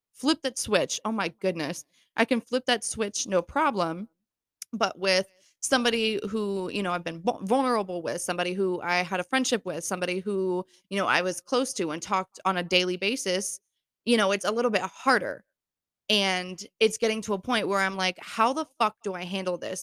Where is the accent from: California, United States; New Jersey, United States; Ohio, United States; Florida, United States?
Florida, United States; moved away as an adult; now in New York, United States; I was born and raised in Florida